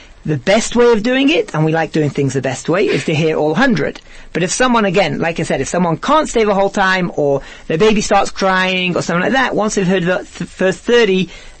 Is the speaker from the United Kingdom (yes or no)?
yes; England, United Kingdom; now in South Africa; I'm really from England